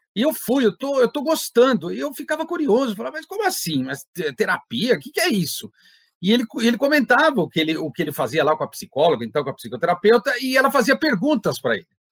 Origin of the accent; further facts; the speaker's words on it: Santo André, São Paulo, Brazil; eu sou da cidade de Santo André